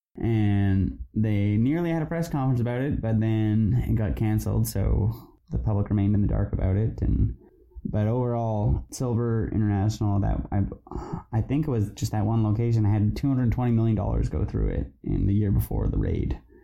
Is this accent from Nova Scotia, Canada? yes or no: no; British Columbia, Canada; we, as British Columbians